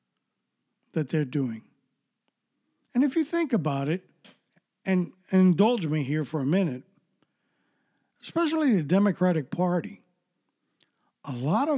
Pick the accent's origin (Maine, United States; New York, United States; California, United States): New York, United States; New York City; I grew up in New York City